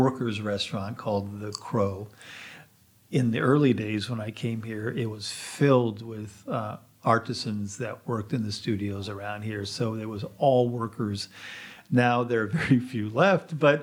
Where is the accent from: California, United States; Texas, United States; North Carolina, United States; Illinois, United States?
California, United States; moved away as an adult; also born or lived in San Francisco / Washington, D.C.; now in Pietrasanta, Italy; I was born in California